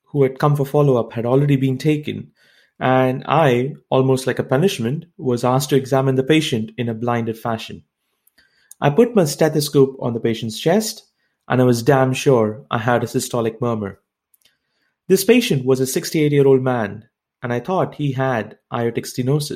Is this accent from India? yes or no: yes; India; I come from India